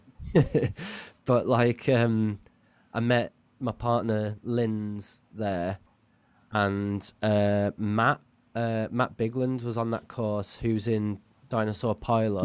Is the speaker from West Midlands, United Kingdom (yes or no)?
yes; Halesowen, West Midlands, United Kingdom; now in Leeds, United Kingdom; I'm from a place called Hale Zoan